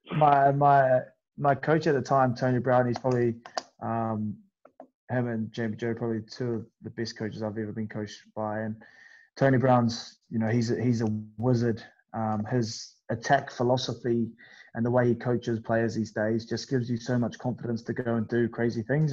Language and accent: English; New Zealand; moved away as an adult; now in England, United Kingdom; I come from New Zealand where like we don't have any